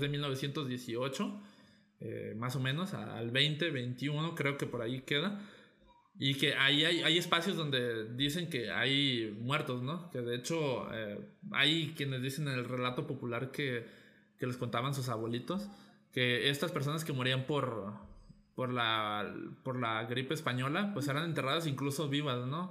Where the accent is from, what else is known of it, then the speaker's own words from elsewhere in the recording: Guadalajara, Jalisco, Mexico; Cada día somos más este, tapatíos y jaliscienses